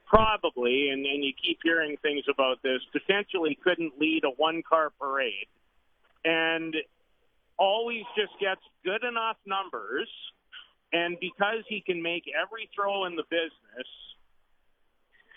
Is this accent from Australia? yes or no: no; Saskatoon, Saskatchewan, Canada; growing up in Saskatoon